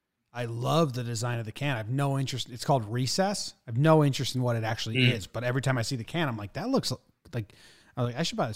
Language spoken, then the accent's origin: English; East Coast, United States; also born or lived in California; now in New York, United States; I was from the East Coast.